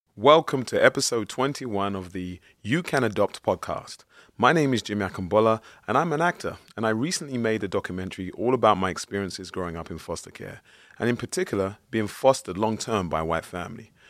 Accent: London, United Kingdom; growing up in East London, I, I was born and bred in Plasto

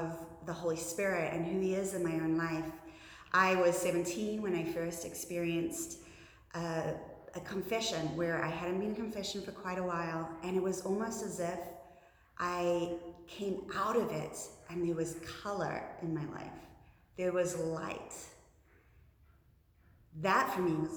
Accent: New Zealand; moved away as an adult; now in United States; in my home country of New Zealand

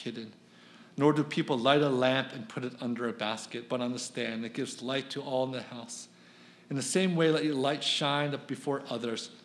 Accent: Philadelphia, Pennsylvania, United States; I'm from Philadelphia

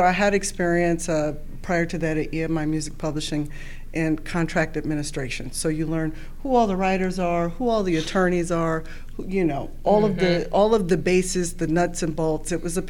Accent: Oakland, California, United States; I started handing out flyers for comedy competitions in my hometown of Oakland, California

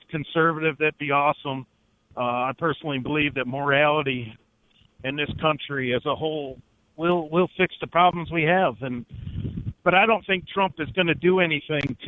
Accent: North Carolina, United States; now in Wisconsin, United States; I'm originally from North Carolina

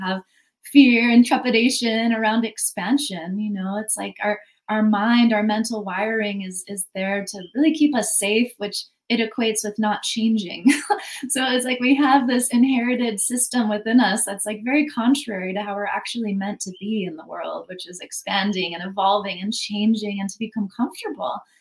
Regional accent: United States; I grew up in America, you know, it's very capitalist conditioning

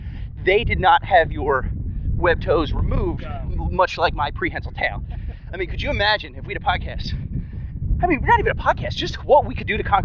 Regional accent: Eagleville, Pennsylvania, United States; also born or lived in Center City, Philadelphia; now in Philadelphia, United States; I grew up, not to give anyway secrets, but I grew up in Eagleville, Pennsylvania. It's in the suburbs of Philadelphia, just past Norristown, PA.

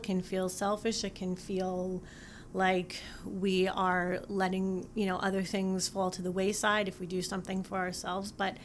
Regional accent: East Coast, United States; also born or lived in Utah; now in Michigan, United States; I grew up on the East Coast

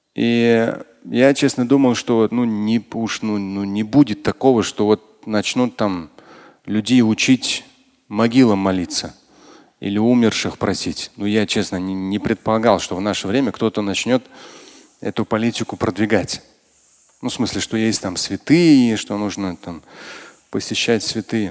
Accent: Russia; я тоже россиянин

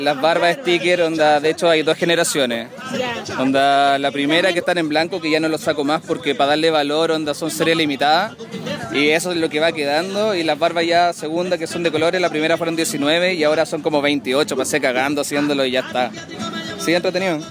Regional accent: Viña del Mar, Valparaíso, Chile; also born or lived in Santiago; yo soy de acá, de Viña

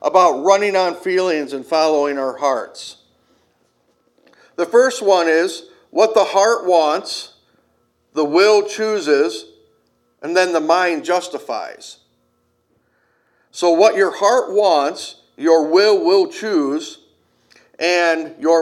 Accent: Kenosha, Wisconsin, United States; Growing up in Kenosha, a lot of the people down there are Cubs fans

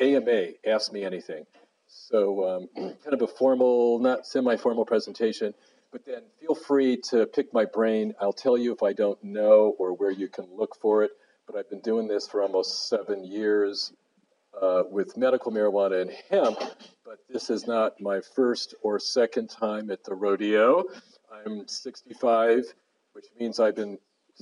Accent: Cleveland, Ohio, United States; moved away as an adult; also born or lived in Ann Arbor, Michigan / Boston, Massachusetts; now in Seattle, United States; I grew up here. I grew up in Cleveland, Shaker.

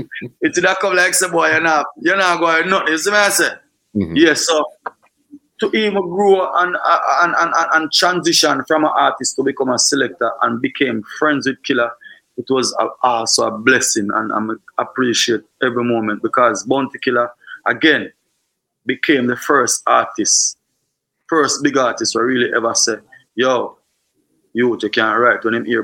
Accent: Trelawny Parish, Jamaica; It was always fun, and it's still fun, and it's rough, but mostly fun because we always got beach and we have river in the community.

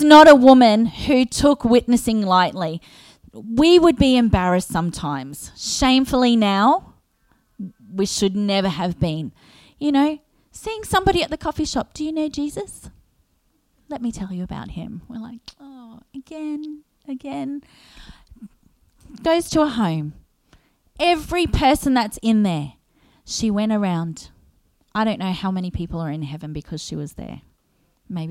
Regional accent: Australia; being an Aussie

